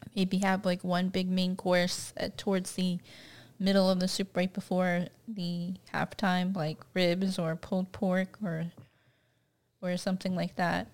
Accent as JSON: {"language": "English", "town": "Sarasota", "region": "Florida", "country": "United States", "tie": "born or raised there", "said": "I grew up near Tampa Bay"}